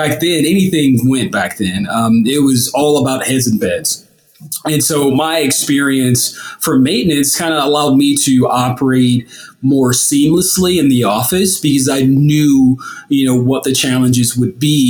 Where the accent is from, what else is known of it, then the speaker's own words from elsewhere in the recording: St. Louis, Missouri, United States; I was born and raised in St. Louis